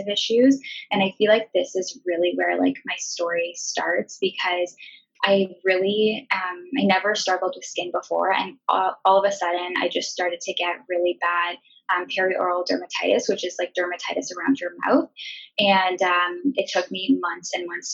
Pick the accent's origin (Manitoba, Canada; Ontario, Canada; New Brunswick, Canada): Ontario, Canada; now in Vancouver, Canada; I am currently living in Vancouver, BC with my boyfriend. We're from Ontario